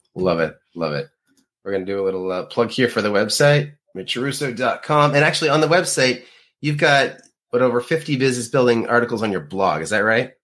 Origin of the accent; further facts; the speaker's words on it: Canada; being Canadian